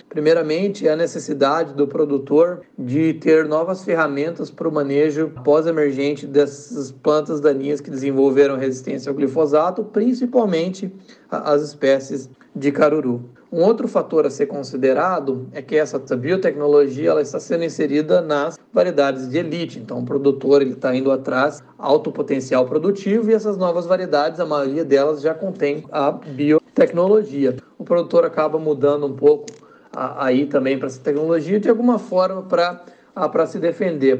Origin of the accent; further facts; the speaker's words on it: Brazil; moved away as an adult; now in United States; E como brasileiro, cientista aqui nos Estados Unidos